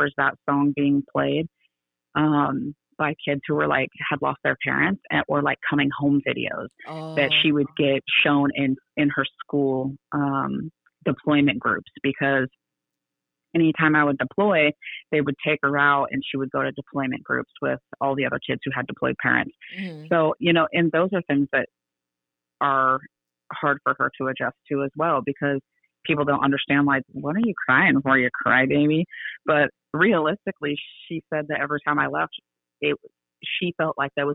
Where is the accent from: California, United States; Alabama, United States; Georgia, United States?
California, United States; moved away as an adult; also born or lived in Everett, Washington; now in Texas, United States; I was still born in California and I'm a Californian.